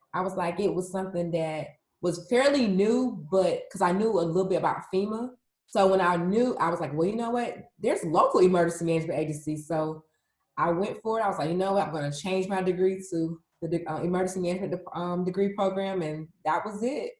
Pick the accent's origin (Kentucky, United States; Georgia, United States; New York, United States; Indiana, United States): Georgia, United States; Atlanta; I am a resident born and raised in Atlanta, Georgia